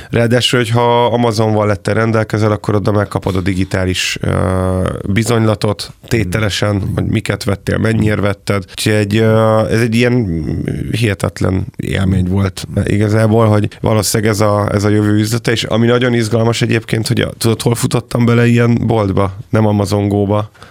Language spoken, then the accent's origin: Hungarian; Hungary